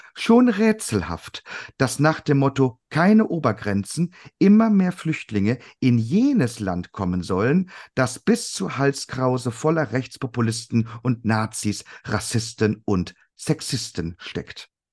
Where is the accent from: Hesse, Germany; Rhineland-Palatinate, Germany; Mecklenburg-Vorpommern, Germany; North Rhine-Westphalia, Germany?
North Rhine-Westphalia, Germany; Cologne; muss ich als Kölner